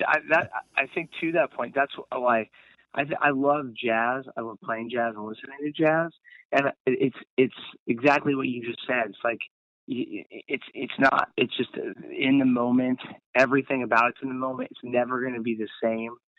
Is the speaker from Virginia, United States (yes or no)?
no; Laguna Beach, California, United States; growing up in Laguna Beach